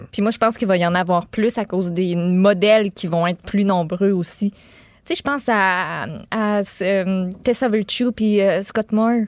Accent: Quebec City, Quebec, Canada; moved away; je viens de Québec, j'ai beaucoup d'amis à Québec

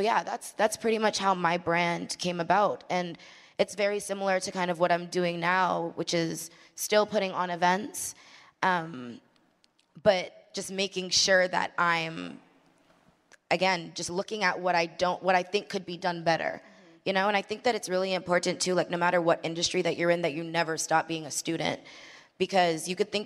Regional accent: Mississauga, Ontario, Canada; there aren't many female DJs in Toronto. That's where I'm from. I'm from Toronto. Well, Mississauga, specifically.

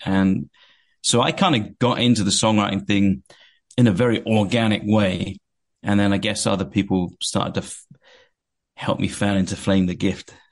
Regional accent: Watford, East of England, United Kingdom; accent: English; moved away as an adult; now in California, United States; I came from a place called Watford, which is uh, a town in England, a bit north of London

